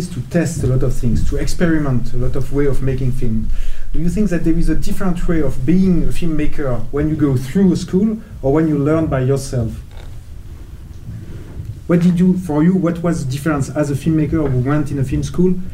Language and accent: English; Copenhagen, Capital Region of Denmark, Denmark; No, no, no, I was raised in Copenhagen.